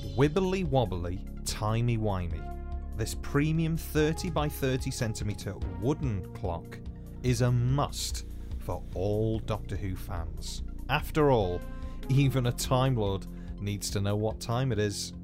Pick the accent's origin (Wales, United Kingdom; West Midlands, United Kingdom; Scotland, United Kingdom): Wales, United Kingdom; accent: Welsh; first language Welsh; English is a second language; I am first language Welsh